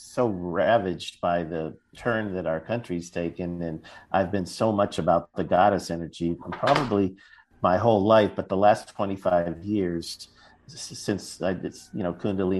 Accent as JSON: {"language": "English", "town": "Los Angeles", "region": "California", "country": "United States", "tie": "born or raised there", "moved": "yes", "lives_now": "Las Vegas, United States", "said": "a storied old theater on Wilshire and Western in Los Angeles, my hometown"}